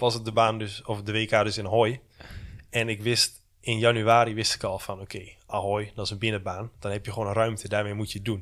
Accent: Netherlands; ik kom uit Nederland, ik heb heel mijn leven al in de regen gefietst

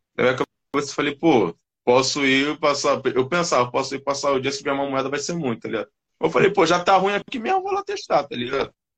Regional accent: Rio de Janeiro, Brazil; moved away as an adult; now in São Paulo, Brazil; eu sou do Rio de Janeiro.

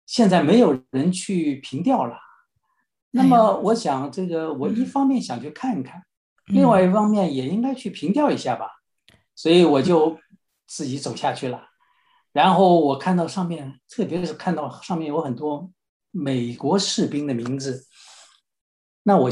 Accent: Shanghai, China; moved away as an adult; now in Los Angeles, United States; 上海呢是我的家乡，

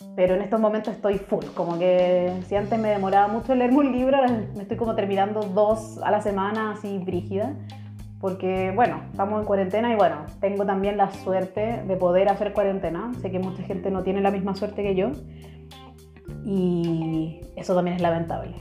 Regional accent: Chile; now in Germany; Soy chilena, pero vivo actualmente en Alemania

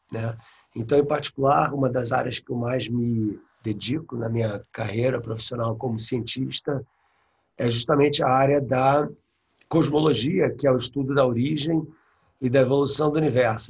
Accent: Rio de Janeiro, Brazil; moved away as an adult; also born or lived in England; now in United States; eu sou carioca, né? Cresci na prática, de Copacabana, é, saí do Brasil com 23 anos.

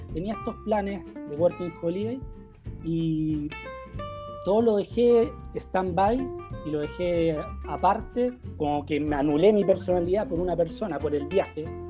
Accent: Viña del Mar, Valparaíso, Chile; moved away as an adult; now in France; soy de Viña, no sé si atreverme a decirme, a llamarme citadino

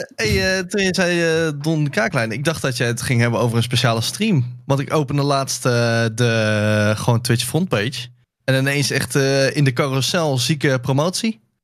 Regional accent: Netherlands

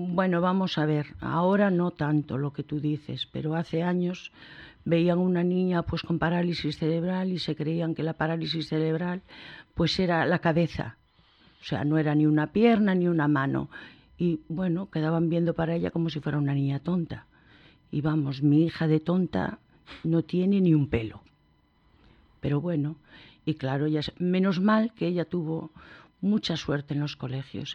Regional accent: Vigo, Galicia, Spain; Vivíamos en Santa Rita, onde nací yo e onde nacieron mis dos hijos

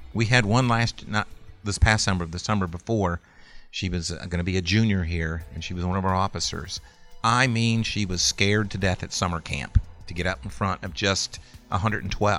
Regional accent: Sandusky, Ohio, United States; I grew up in Sandusky, Ohio

